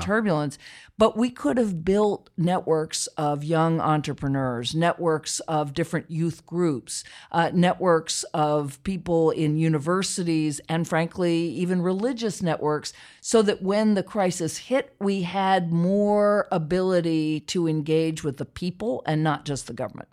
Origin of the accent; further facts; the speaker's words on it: Charlottesville, Virginia, United States; I grew up in Charlottesville, Virginia.